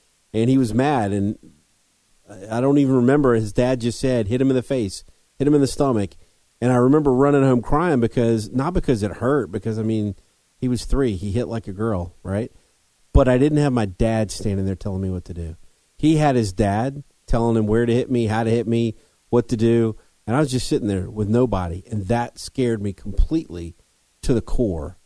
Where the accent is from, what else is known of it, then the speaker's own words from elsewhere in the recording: North Carolina, United States; I grew up in North Carolina